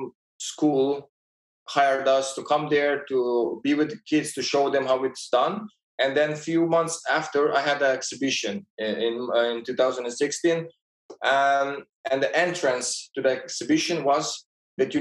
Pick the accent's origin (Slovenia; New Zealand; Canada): Slovenia; born or raised there; moved away as an adult; also born or lived in Ljubljana, Slovenia; now in Vienna, Austria